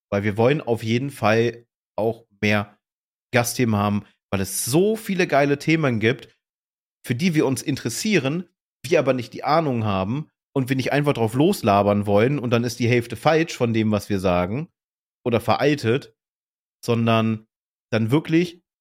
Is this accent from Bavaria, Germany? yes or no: no; Hanover, Lower Saxony, Germany; Auf der war ich tatsächlich, ich komme ja ursprünglich aus Hannover, also äh, war das nicht fern.